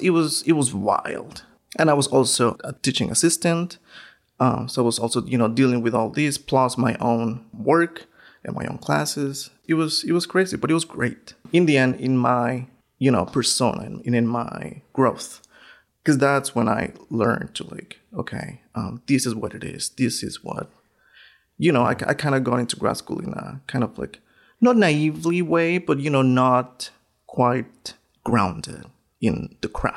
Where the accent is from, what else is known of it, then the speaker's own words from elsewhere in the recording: northern Mexico, Mexico; English is a second language; also born or lived in Schenectady, New York; now in Syracuse, United States; I was born in Mexico, northern part of Mexico, born and raised